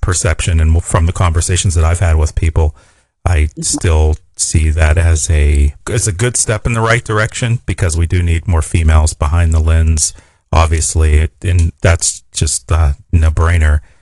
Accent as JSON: {"language": "English", "town": "Pittsburgh", "region": "Pennsylvania", "country": "United States", "said": "I'm a Steelers fan. I'm from Pittsburgh"}